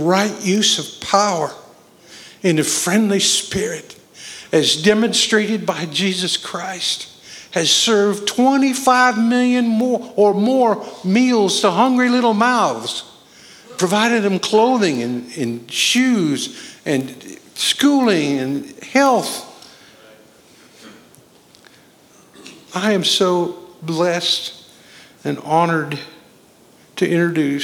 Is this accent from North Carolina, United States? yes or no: yes; Boone, North Carolina, United States; Boone, North Carolina area.